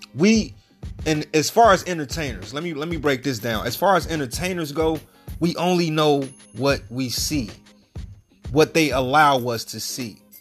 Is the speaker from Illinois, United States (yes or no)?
yes; Chicago, Illinois, United States; I'm from Chicago